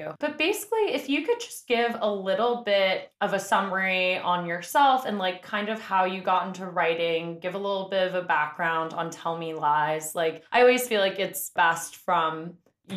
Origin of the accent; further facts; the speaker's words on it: New York City, New York, United States; I'm from the Upper West Side